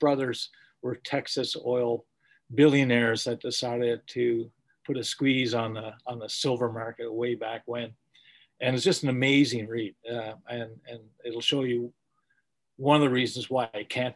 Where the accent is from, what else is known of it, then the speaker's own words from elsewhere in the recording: Scotland, United Kingdom; I'm Scottish